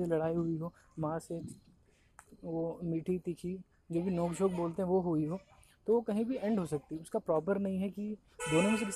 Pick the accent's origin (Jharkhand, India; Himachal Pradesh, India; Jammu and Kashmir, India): Jharkhand, India; मेरा गांव गढ़वा डिस्ट्रिक्ट झारखंड में पड़ता है